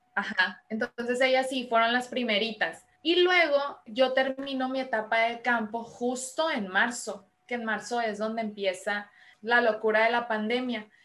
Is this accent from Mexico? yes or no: yes; Culiacán, Sinaloa, Mexico; moved away as an adult; also born or lived in Los Angeles / Guadalajara / Madrid; now in Tijuana, Mexico; Soy sinaloense, Estoy de Culiacán, Sinaloa. Allá nací, allá viví hasta mis 25 años